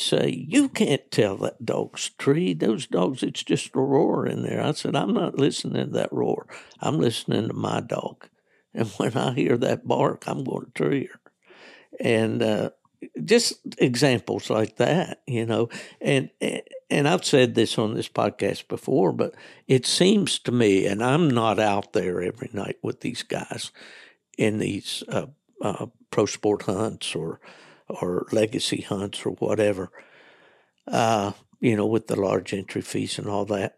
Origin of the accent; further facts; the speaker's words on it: West Virginia, United States; back when I was a young man hunting in the hunts back in West Virginia